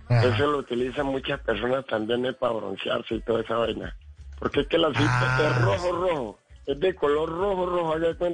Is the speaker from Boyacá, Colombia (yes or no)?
no; Cali, Valle del Cauca, Colombia; hermano, yo le digo que sí porque mire, yo, yo soy caleño, pero tengo descendencia chocuana.